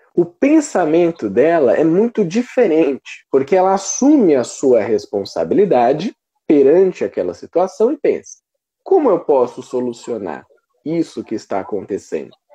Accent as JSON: {"language": "Portuguese", "country": "Brazil", "said": "nós, como brasileiros"}